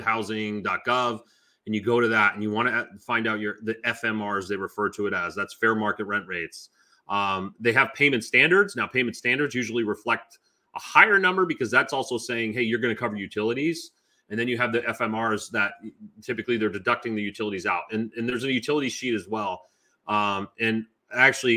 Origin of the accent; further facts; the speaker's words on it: Maine, United States; moved away as an adult; now in Raleigh, United States; originally I'm from Maine and I now reside in Raleigh, North Carolina.